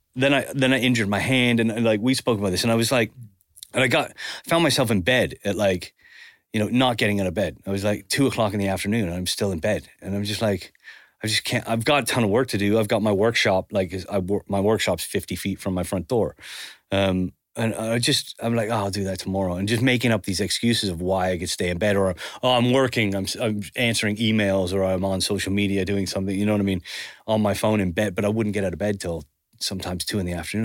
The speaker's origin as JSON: {"language": "English", "country": "Canada", "tie": "born or raised there", "also_born_or_lived": "Spain", "moved": "yes", "lives_now": "England", "said": "growing up in Canada"}